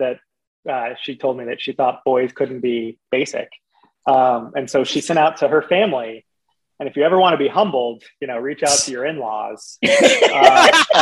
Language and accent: English; Indianapolis, Indiana, United States; growing up in Indianapolis originally